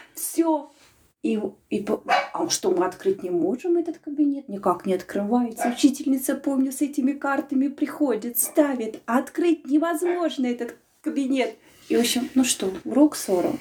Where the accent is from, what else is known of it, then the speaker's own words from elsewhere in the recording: Smolensk, Smolensk Oblast, Russia; moved away as an adult; now in Latvia; мы живем все в одном микрорайоне, и у меня мама там осталась жить, и когда я приезжаю из Латвии в Смоленск